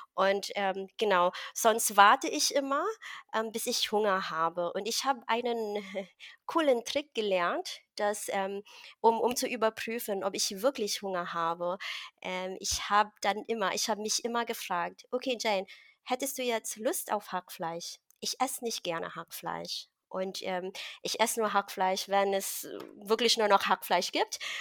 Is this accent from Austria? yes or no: no; Philippines; now in Berlin, Germany; ich bin in einem Dorf äh, aufgewachsen auf den Philippinen und ich mm. bin mhm. quasi ein Dorfmädchen